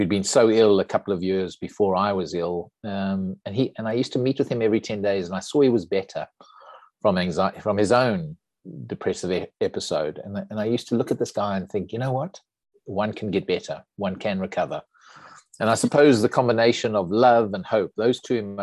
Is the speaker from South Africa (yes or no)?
yes; South Africa; moved away as an adult; I'm a South African, grew up in South Africa, went to school and university there